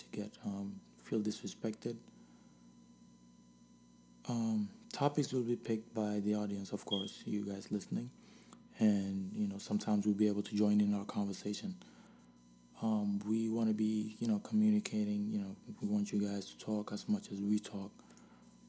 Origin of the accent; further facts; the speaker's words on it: Senegal; now in United States; I was born here and raised in Senegal